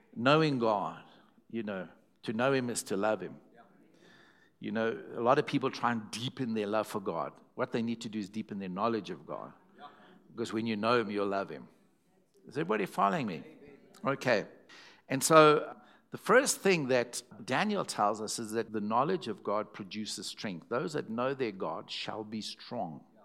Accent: Zimbabwe; first language English; I was from Zimbabwe and not South African

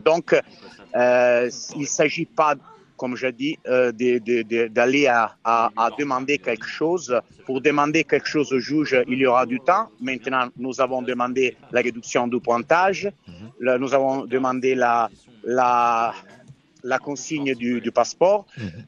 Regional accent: Italy; French is a second language; je suis italien

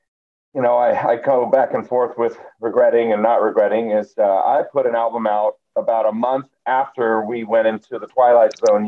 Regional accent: Boise, Idaho, United States; also born or lived in Salt Lake City; I'm from Boise originally

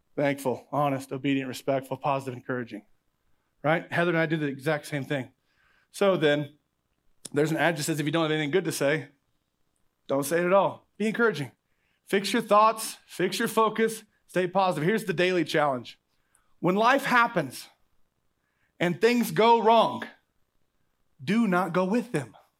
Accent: Oklahoma, United States; I'm from Oklahoma

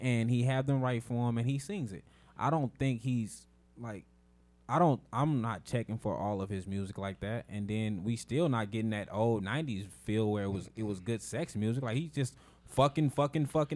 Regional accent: West Coast, United States; growing up on the West Coast

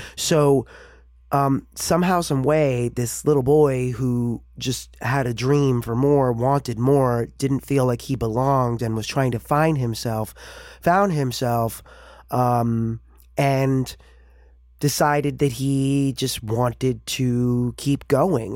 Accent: New York City, New York, United States; I grew up in New York City

